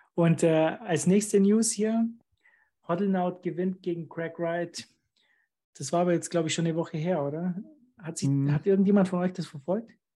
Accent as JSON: {"language": "German", "country": "Germany", "said": "ich bin jetzt ganz alleine als Deutscher hier unter Österreichern"}